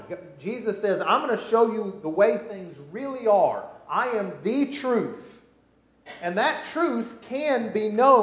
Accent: United States; I grew up in America

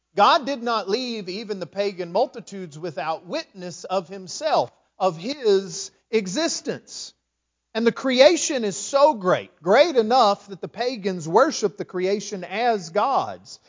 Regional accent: West Texas, United States; also born or lived in Lindale, Texas; now in East Texas, United States; I grew up in West Texas.

